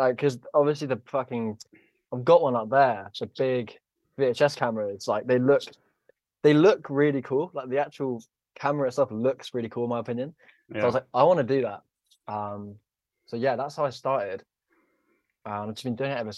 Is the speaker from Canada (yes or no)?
no; Tunbridge Wells, South East England, United Kingdom; I'm from Tunbridge Wells, which is in Kent